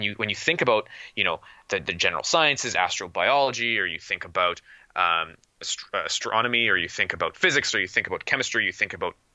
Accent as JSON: {"language": "English", "country": "Canada", "said": "I'm Canadian"}